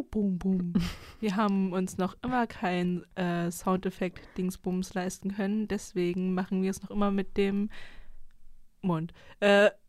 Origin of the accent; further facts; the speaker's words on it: East Germany, Germany; ich komme aus Ostdeutschland